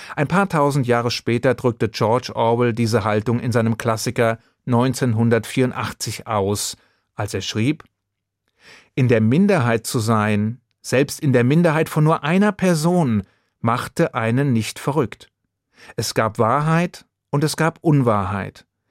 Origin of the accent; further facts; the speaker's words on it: Hesse, Germany; Mit deutschem Pass, so wie ich einer bin. Hier geboren und hier lebend